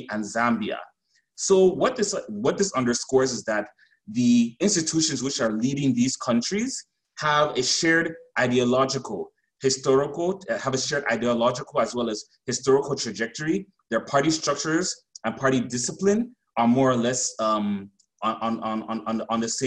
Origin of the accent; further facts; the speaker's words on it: Cameroon; also born or lived in South Africa; now in Cape Town, South Africa; I am originally from Cameroon, so I have West and Central African insight